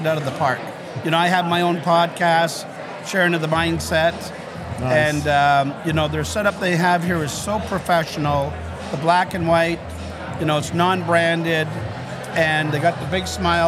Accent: Toronto, Ontario, Canada; I grew up in Toronto

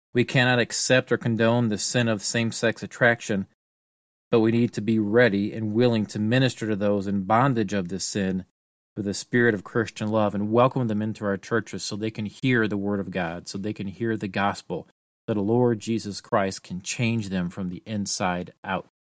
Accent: United States

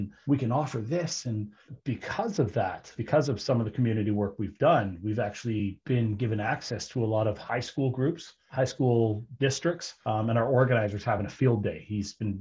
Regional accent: British Columbia, Canada; my hometown here in British Columbia

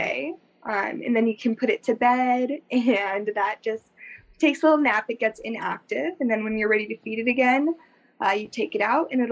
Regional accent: Southern California, United States; moved away as an adult; also born or lived in Pagosa Springs, Colorado; now in Fort Collins, United States; Did primarily grow up in Southern California

